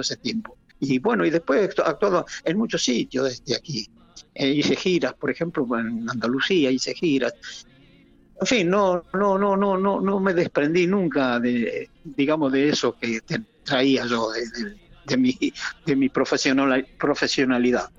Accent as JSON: {"language": "Spanish", "country": "Argentina", "also_born_or_lived": "Madrid, Spain", "moved": "yes", "lives_now": "Spain", "said": "me contrataron a mí como argentino"}